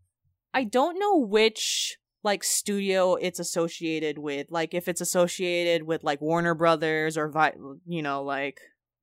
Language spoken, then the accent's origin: English; Philippines; since we're Filipino, it's just like that's the sort of thing you do.